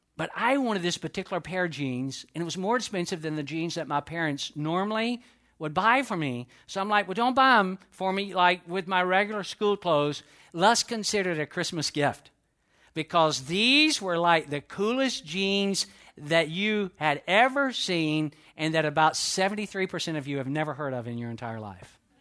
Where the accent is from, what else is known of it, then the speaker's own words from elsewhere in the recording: United States; I was born within the, uh, continental United States, therefore I, I, I'm an American